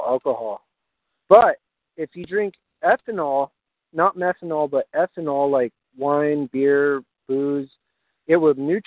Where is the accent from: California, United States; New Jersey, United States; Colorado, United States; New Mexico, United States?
New Mexico, United States; Albuquerque; I grew up in Albuquerque